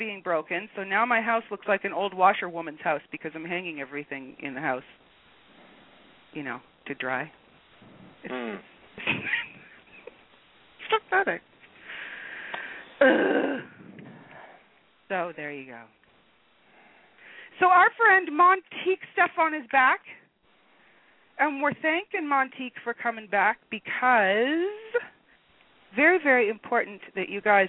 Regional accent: United States; now in Canada; I'm an American.

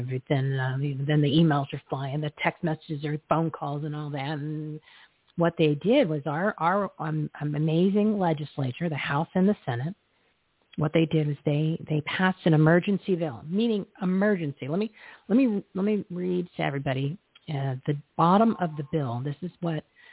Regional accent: New Jersey, United States; I'm from New Jersey.

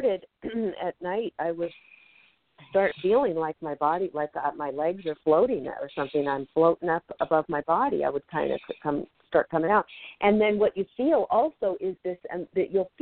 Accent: Seattle, Washington, United States; also born or lived in Tacoma, Washington; now in Los Angeles, United States; I grew up in Seattle, Washington

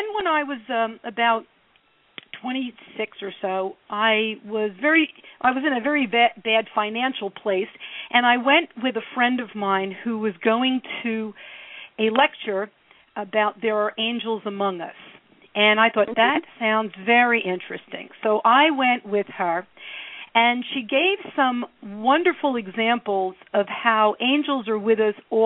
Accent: Newark, New Jersey, United States; when I was growing up in Newark

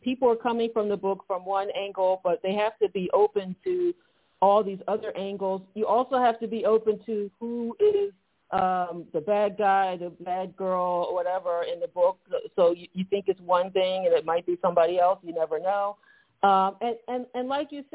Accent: Philadelphia, Pennsylvania, United States; I come from Philly.

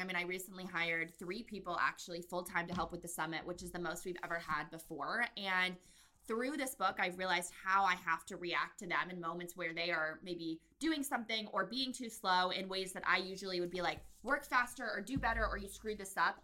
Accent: Connecticut, United States; I'm from Connecticut

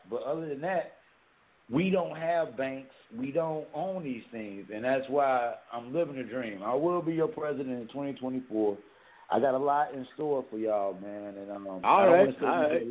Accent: St. Louis, Missouri, United States; I'm from St. Louis

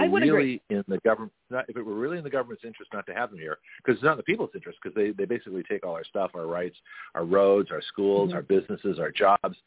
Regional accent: Canada; now in United States; I was born in Canada. I was a Canadian citizen.

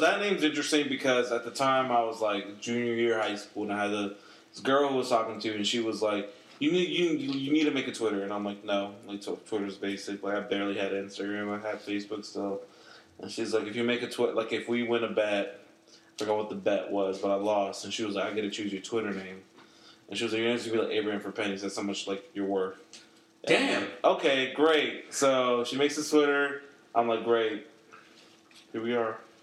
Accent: Glen Cove, New York, United States; moved away; we're from Glen Cove, so like Glen Cove is like fairly small. It's a small town in Long Island.

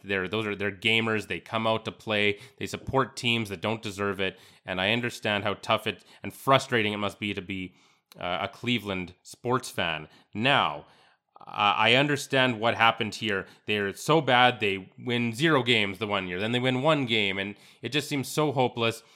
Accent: Yorkton, Saskatchewan, Canada; I'm from Yorkton, Saskatchewan.

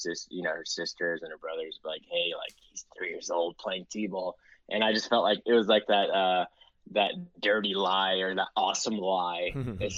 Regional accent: United States; I'm American, I'm a Filipino American, and I'm very proud of it.

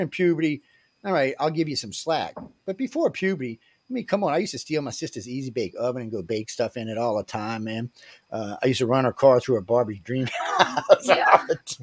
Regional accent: New Orleans, Louisiana, United States; I am from New Orleans

